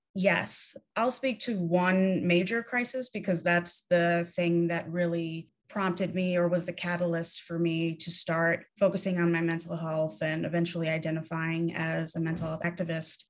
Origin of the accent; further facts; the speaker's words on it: New York City, New York, United States; I grew up in New York City